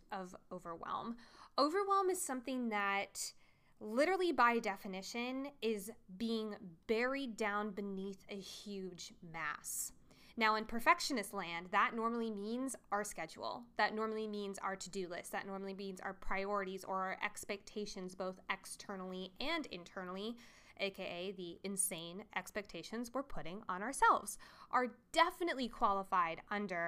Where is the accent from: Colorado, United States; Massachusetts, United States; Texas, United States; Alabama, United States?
Colorado, United States; I'm from Colorado